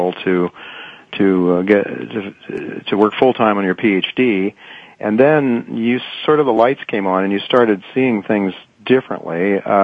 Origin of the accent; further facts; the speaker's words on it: Ohio, United States; I come from Ohio, and the group not far from where I live, there's quite an Amish community